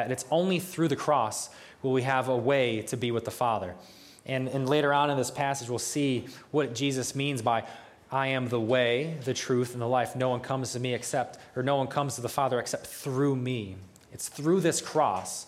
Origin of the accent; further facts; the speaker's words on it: United States; I'm from New York